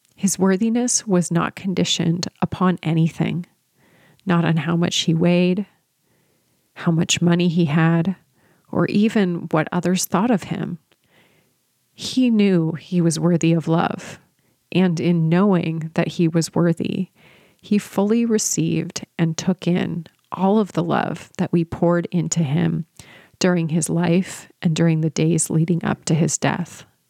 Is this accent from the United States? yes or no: yes; San Luis Obispo, California, United States; moved away as an adult; I had moved back to my hometown of San Luis Obispo with my husband